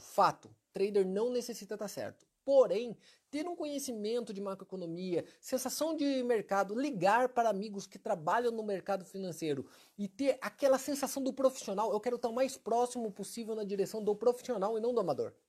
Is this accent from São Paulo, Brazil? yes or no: no; Maringá, Paraná, Brazil; Maringá, que é minha cidade natal